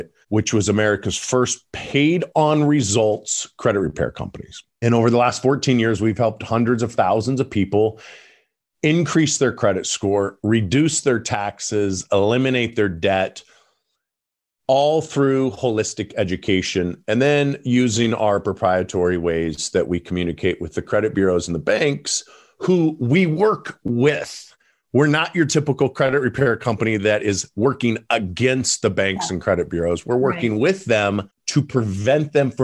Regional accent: Parma, Idaho, United States; also born or lived in Colorado; now in Boise, United States; I grew up in Parma, Idaho, in a shack that had no running water, no electricity.

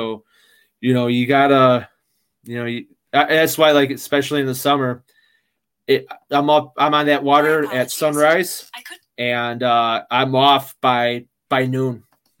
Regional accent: Midwest, United States; you know, I'm from the Midwest, you know, the whole thing, the Windy City

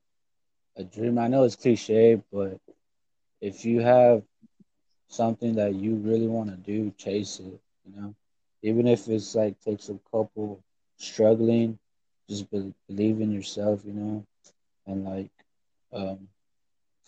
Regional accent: Corpus Christi, Texas, United States; I mostly grew up in Corpus Christi, Texas, and I'm from here. I was born here

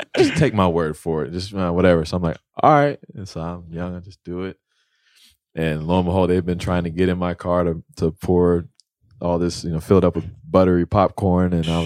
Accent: Indiana, United States; moved away as an adult; I'm from Indiana. Went to high school there.

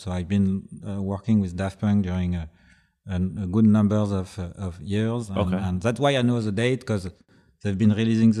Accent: Paris, Île-de-France, France; English is a second language; And we were like thinking that they do love Paris so much in Japan, and we are from Paris

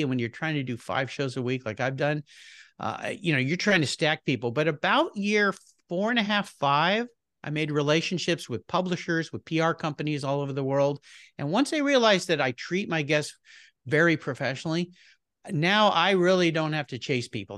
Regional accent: La Jolla, California, United States; I grew up in Southern California, beautiful place called La Jolla, California

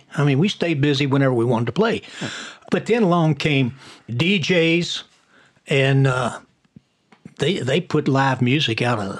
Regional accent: New York, United States; accent: New York; And I was a New York cop with my accent.

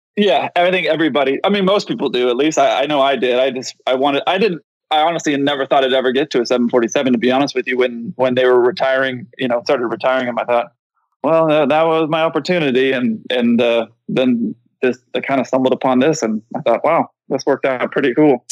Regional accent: San Diego, California, United States; I grew up in San Diego

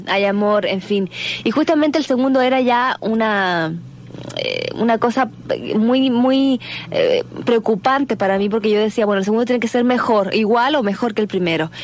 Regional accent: Chile; yo vengo de mi país de Chile

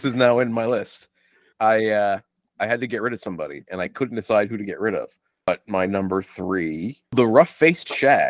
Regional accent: United States; It's almost like I'm an American.

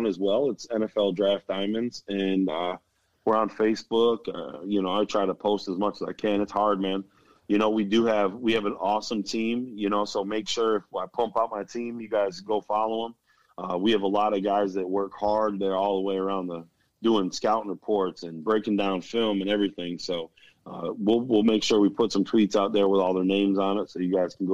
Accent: Buffalo, New York, United States; now in Florida, United States; that's my hometown, man. So, you know, I gotta do everything I can to pump up the city of Buffalo

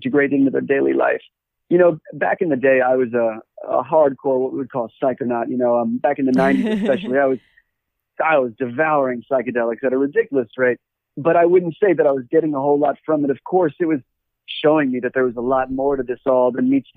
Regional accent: Washington, District of Columbia, United States; moved away as an adult; now in Los Angeles, United States; I grew up in Washington, D.C., and then I ended up leaving in around 2007 and left the U.S.

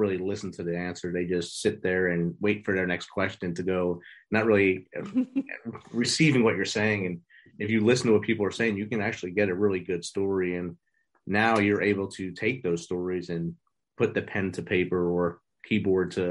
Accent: New Jersey, United States; moved away as an adult; also born or lived in Georgia / Midwest / South; I grew up in New Jersey

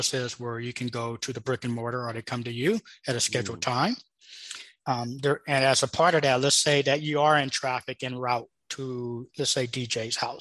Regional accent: Los Angeles, California, United States; moved away; also born or lived in Arizona; I was born in Los Angeles, and I left Los Angeles 27 years ago

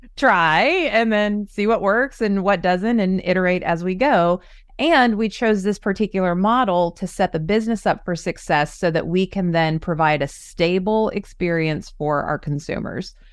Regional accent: Orange County, California, United States; moved away; I grew up in Orange County

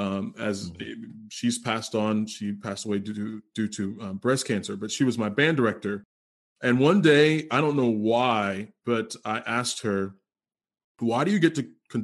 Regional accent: Cambridge, Maryland, United States; that's where I'm from.

